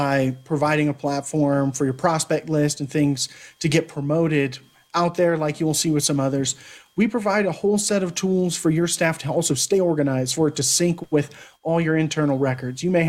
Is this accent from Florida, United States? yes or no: no; Pflugerville, Texas, United States; I'm from the Austin area, which has plenty of Central Texas talent. I came through the same class as Samaje Perine, so there are guys who at went to Hendrickson. I went to Pflugerville